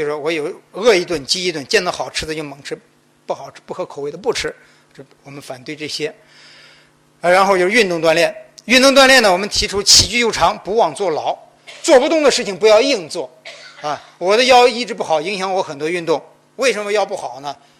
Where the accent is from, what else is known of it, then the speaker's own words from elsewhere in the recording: China; 我们中国人绝中国，我们中国男人绝对不会像广告上写的